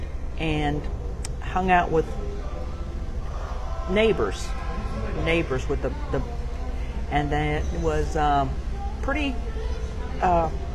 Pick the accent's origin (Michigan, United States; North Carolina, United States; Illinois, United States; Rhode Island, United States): North Carolina, United States; Dare County; Born and raised in Dare County, North Carolina, about as far east as you can get. In Dare County, Nags Head, Manio, Wanchese